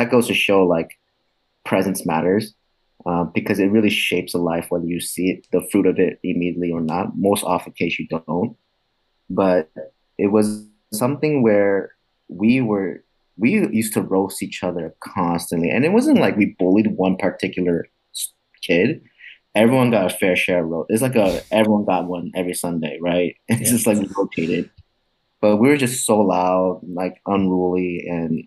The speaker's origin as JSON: {"language": "English", "region": "California", "country": "United States", "moved": "yes", "lives_now": "New Jersey, United States", "said": "I'm actually from California, but now I'm living in New Jersey"}